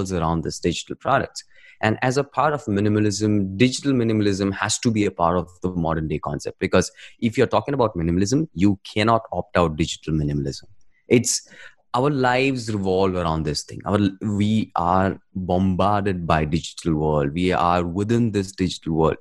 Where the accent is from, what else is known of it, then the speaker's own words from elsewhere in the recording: India; I'm from India